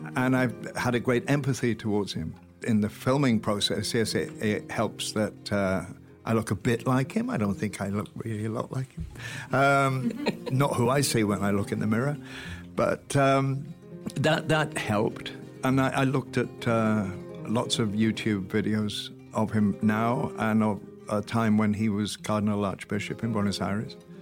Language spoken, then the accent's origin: English; Welsh, Wales, United Kingdom; I'm Welsh